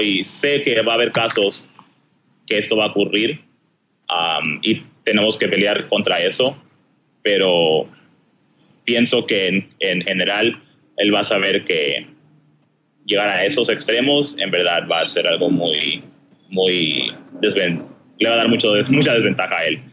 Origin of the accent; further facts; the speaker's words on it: Southern California, United States; also born or lived in Chiclayo, Peru; nací en Perú y vine aquí a los Estados Unidos, al sur de California, cuando tenía seis años